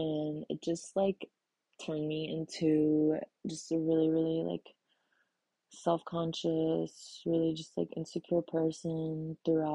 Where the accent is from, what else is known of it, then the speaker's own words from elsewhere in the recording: Illinois, United States; moved away as an adult; also born or lived in Texas; Growing up in America with a super weird name as a girl, an immigrant family